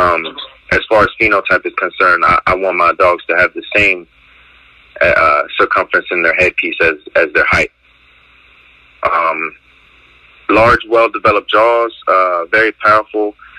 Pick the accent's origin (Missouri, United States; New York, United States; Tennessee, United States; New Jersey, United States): New Jersey, United States; Trenton; I'm from Trenton, New Jersey.